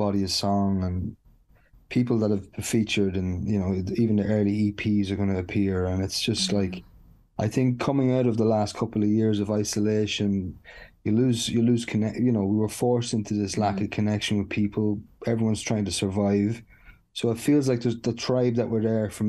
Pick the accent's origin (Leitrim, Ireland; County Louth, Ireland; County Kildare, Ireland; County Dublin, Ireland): County Louth, Ireland; Dundalk; growing up in Dundalk